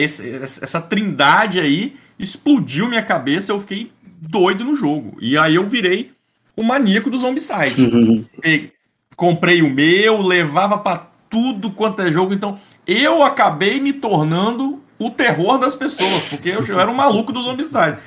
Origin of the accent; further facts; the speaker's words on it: Espírito Santo, Brazil; Eu, eu sou do Espírito Santo